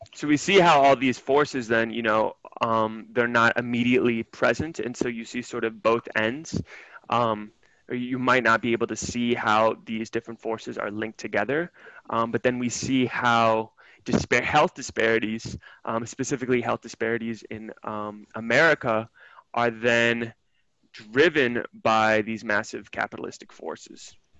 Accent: Milwaukee, Wisconsin, United States; my hometown of Milwaukee

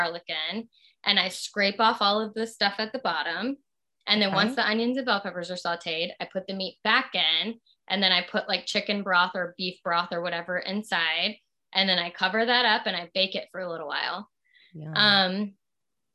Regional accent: Southern Louisiana, United States; moved away; I'm from Southern Louisiana and there's rice with everything.

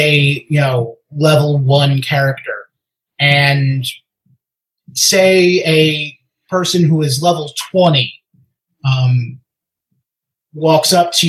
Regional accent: United States; I'm American.

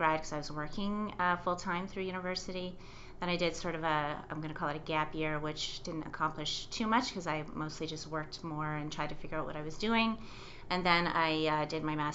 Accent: Chesterville, Ontario, Canada; moved away as an adult; also born or lived in Quebec / Ottawa / Asia; I grew up in rural Ontario, so a really, really small town. The small town was Chesterville, Ontario.

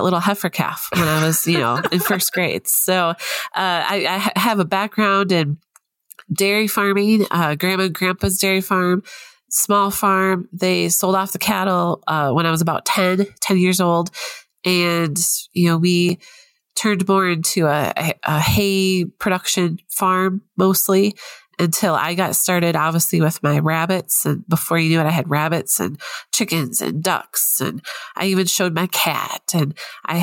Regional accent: Wisconsin, United States; accent: twang; moved away; there might be a little bit of a twang of an accent that I have because I'm originally from Wisconsin

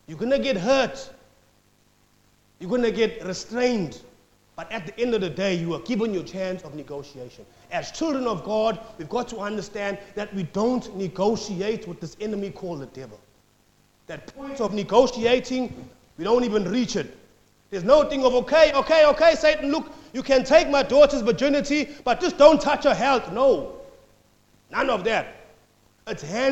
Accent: South Africa; now in Australia; I'm from South Africa

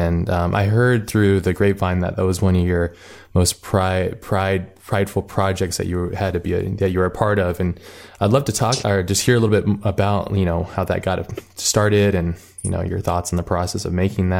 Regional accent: Hawaii, United States; It's similar to where I grew up in Hawaii.

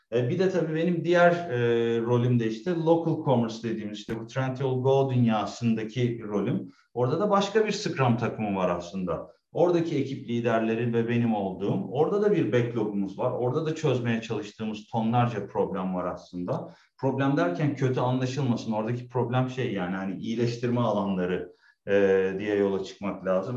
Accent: Istanbul, Turkey; moved away as an adult; also born or lived in Germany; now in Berlin, Germany; 40 yaşında da geri geldim yani 37 yıl e, Türkiye'de İstanbul'da yaşadıktan sonra

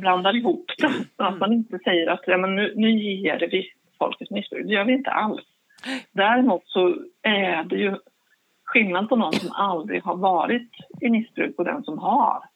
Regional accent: Linköping, Östergötland, Sweden; jag kommer ifrån Linköping

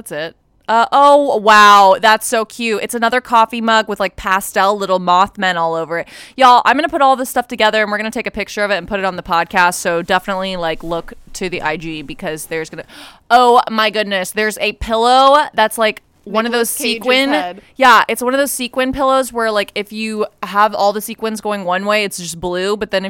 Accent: Los Angeles, California, United States; I'm from Los Angeles and grew up in a very religious family, forced to attend Catholic school and whatnot.

